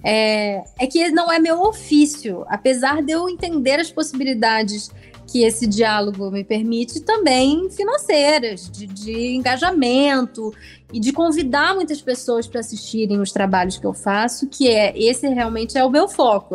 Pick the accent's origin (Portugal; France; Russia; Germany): Germany; now in Brazil; têm essa ligação com o meu país natal